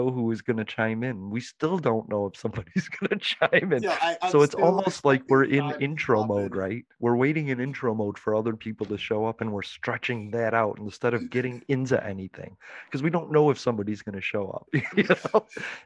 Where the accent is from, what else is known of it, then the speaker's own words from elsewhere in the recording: Chicago, Illinois, United States; moved away; I'm from Chicago. I experienced, like, what, 45 years of snow